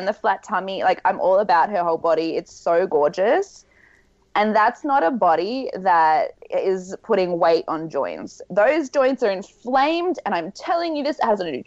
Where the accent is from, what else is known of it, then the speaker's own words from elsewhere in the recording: Australia; I'm from Australia.